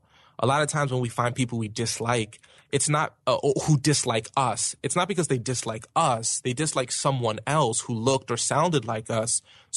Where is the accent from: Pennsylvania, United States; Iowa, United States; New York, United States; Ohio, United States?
New York, United States; Brooklyn; accent: Brooklyn; I'm from Brooklyn. So I would have like a Brooklyn accent and I would say certain words kind of harsh.